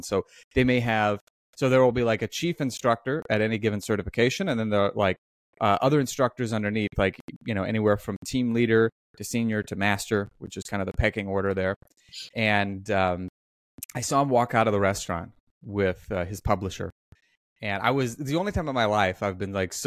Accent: Omaha, Nebraska, United States; I grew up in Omaha, Nebraska

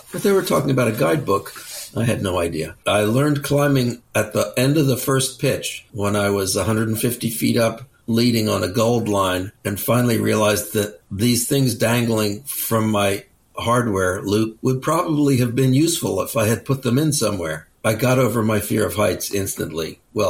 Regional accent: outside of New York, United States; now in British Columbia, Canada; I grew up outside of New York, started climbing when I was 13

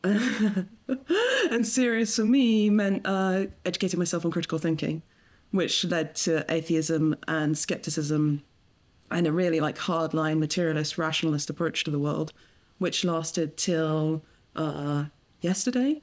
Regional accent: England, United Kingdom; I grew up in, in England

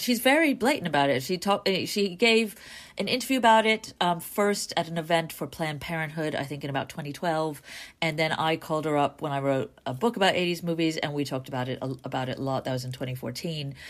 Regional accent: New York, United States; growing up in New York

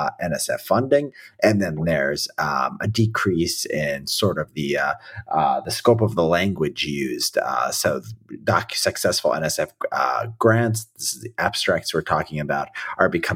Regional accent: Chicago south suburbs, Illinois, United States; I'm from the south suburbs

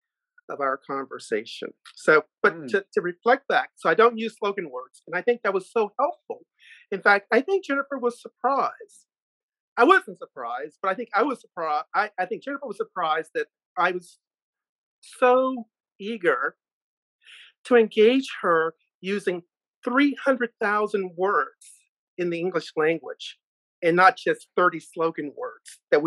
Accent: Richmond, Virginia, United States; I was born in Richmond, Virginia

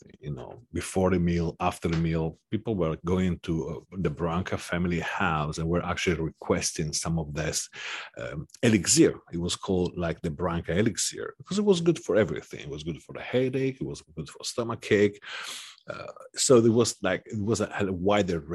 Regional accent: Sardinia, Italy; now in Milan, Italy; I come from Sardinia, and we produce saffron in Sardinia too

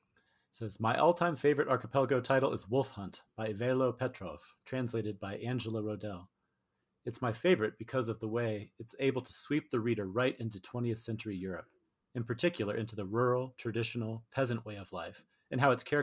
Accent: India; first language Tamil; English is a second language; I first came across Ambai's work when I was an undergraduate in India. Okay. Tamil is my mother tongue, and while I can speak it fluently, I do not know how to read and write Tamil

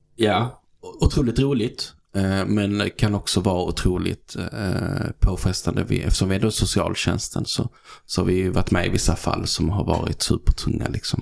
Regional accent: Helsingborg, Skåne, Sweden; accent: Scanian; moved away as an adult; also born or lived in Malmö; now in Stockholm, Sweden; Född och uppvuxen i Helsingborg

